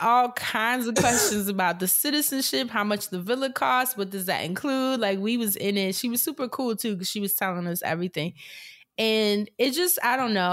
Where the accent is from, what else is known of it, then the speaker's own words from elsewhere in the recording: New York, United States; growing up in New York